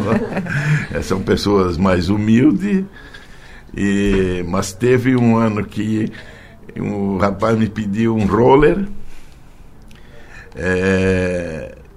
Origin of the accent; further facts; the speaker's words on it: Orleans, Santa Catarina, Brazil; born there; now in Forquilinha, Brazil; Nasci em Orleans, mas já estou há 42 anos em Forquilinha.